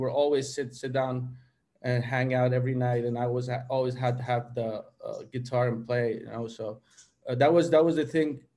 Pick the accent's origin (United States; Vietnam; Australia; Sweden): Sweden; when I grew up in Sweden, as the people know, it was a little bit of conflict between my identities, to go to the more to have the Swedish identity and to have the Persian identity.